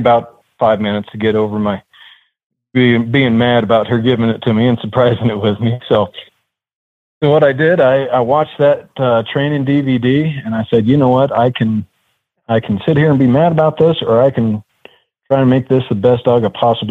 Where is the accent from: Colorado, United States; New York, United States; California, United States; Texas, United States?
Colorado, United States; Gunnison; now in Colorado Springs, United States; I was born and raised up in the mountain town of Gunnison, Colorado